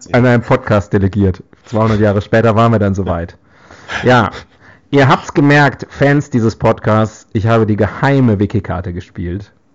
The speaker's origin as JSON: {"language": "German", "region": "West Germany", "country": "Germany", "said": "ich als Westdeutscher"}